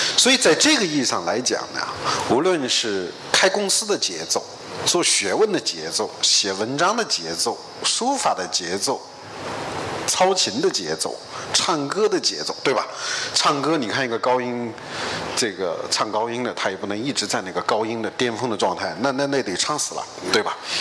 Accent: China; 我们中国人面对这个复杂多变的世界

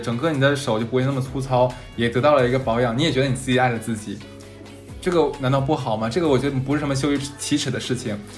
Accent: Northeast China, China; accent: Northeastern dialect (东北话); now in Shanghai, China; 我们东北话叫个梗

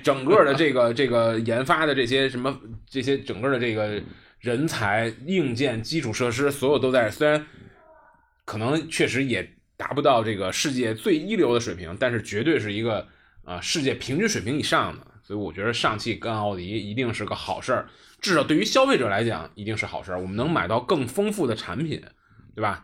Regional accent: northern China, China; 虽然我是北方人

